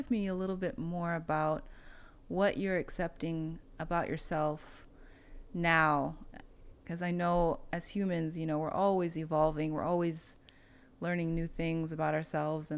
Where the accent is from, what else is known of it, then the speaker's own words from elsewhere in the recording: Colorado, United States; also born or lived in Africa; growing up in Colorado, you know, most of the people did not look like me